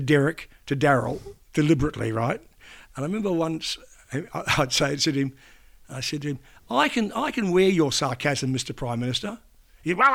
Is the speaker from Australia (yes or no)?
yes; Australia; accent: Aussie; I'm a young Aussie journo